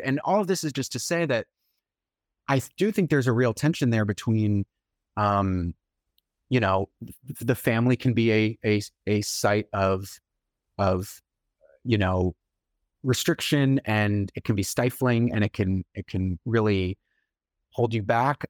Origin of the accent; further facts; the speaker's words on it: Brookline, Massachusetts, United States; now in New York, United States; So I'm from Brookline, and I was writing much of the book in Brookline